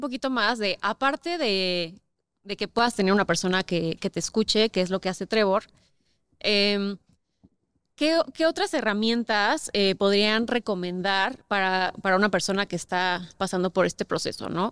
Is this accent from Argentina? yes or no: no; Querétaro, Mexico; now in Mexico City, Mexico; yo crecí toda la vida en Querétaro